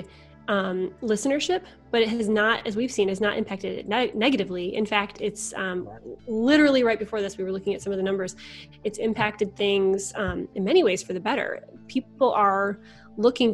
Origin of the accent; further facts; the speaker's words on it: Michigan, United States; also born or lived in Chicago; now in Indianapolis, United States; I'm from Michigan originally